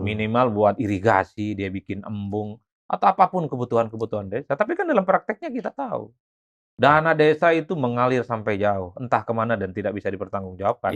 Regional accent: Madura, East Java, Indonesia; moved away as an adult; now in Jakarta, Indonesia; di kampung saya orang Madura

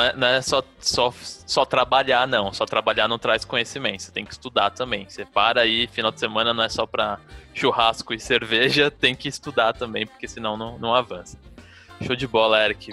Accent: Brazil; o pessoal que é nascido e criado no Brasil

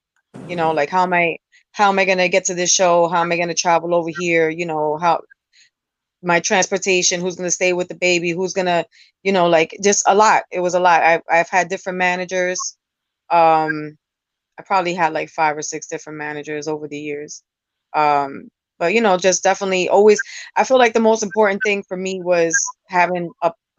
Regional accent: New York City, New York, United States; I represent New York City. I'm from the Bronx

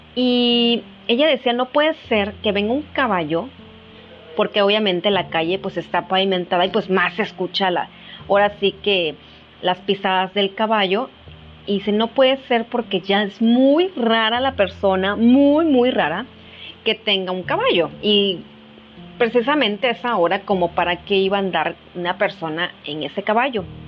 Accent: Mexico; como mexicanos tengamos esta cultura

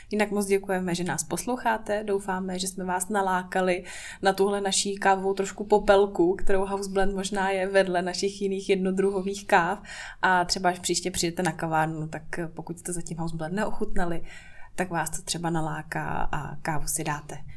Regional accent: Prague, Czechia; moved away as an adult; now in Brno, Czech Republic; Já jsem v Praze žila 20 let

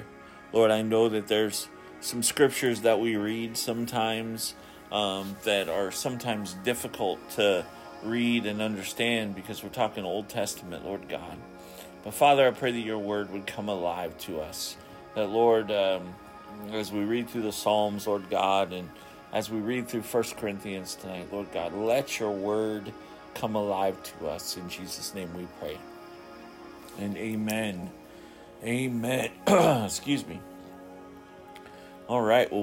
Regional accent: Ketchikan, Alaska, United States; my hometown of Ketchikan, Alaska

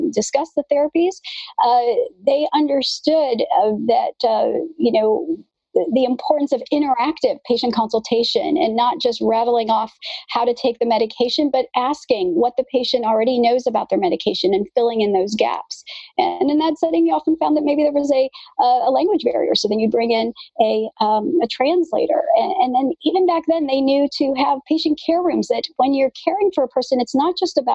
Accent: Midwest, United States; moved away as an adult; also born or lived in Kansas; now in California, United States; I grew up in the Midwest

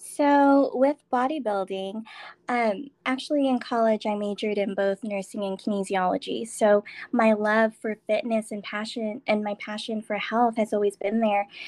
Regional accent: San Diego, California, United States; moved away as an adult; now in Las Vegas, United States; I am from San Diego. Um, I moved to Vegas last year

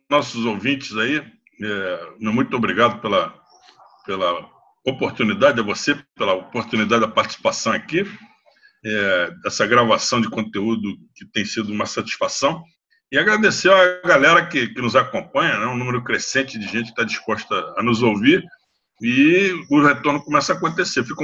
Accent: Rio de Janeiro, Brazil; Eu sou carioca, brasileiro, me sinto catarinense, eu acho que eu sou muito paulistano, sou gaúcho de, de raiz, né?

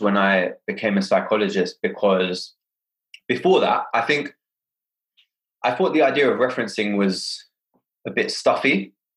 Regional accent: London, United Kingdom; born and raised in Hackney

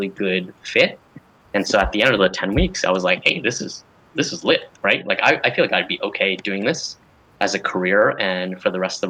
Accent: Denver, Colorado, United States; moved away; also born or lived in Berkeley, California; I went back to Denver, you know, had another great internship. You know, again, I'm mostly from there

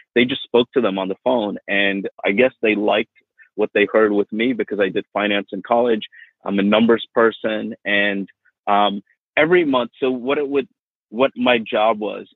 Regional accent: Miami, Florida, United States; also born or lived in India / England; growing up in Miami was really, really nice.

